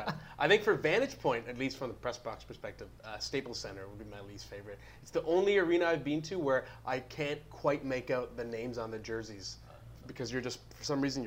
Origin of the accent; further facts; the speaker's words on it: Ottawa, Ontario, Canada; moved away; And, hey, I'm from Ottawa originally.